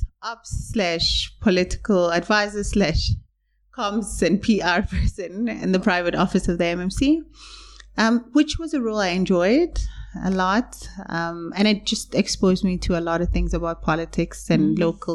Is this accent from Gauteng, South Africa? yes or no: yes; Ekurhuleni, Gauteng, South Africa; I grew up in Ekurhuleni in Katlehong.